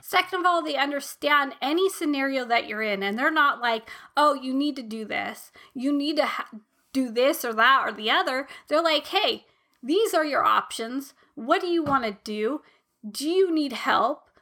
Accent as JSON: {"language": "English", "country": "United States", "tie": "born or raised there", "said": "I was born in America. I was raised in America"}